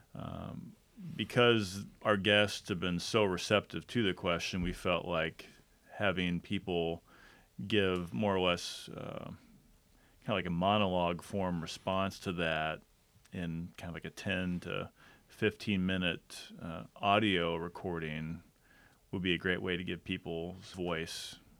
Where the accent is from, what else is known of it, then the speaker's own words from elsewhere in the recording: Detroit, Michigan, United States; moved away; I was born in Detroit